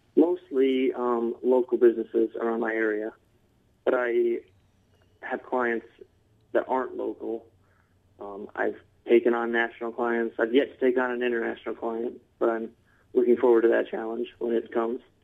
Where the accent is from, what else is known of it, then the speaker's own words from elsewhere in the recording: Detroit, Michigan, United States; also born or lived in Mount Pleasant, Michigan; I've been in Michigan all my life. I grew up in uh, downstate Michigan, a suburb of Detroit.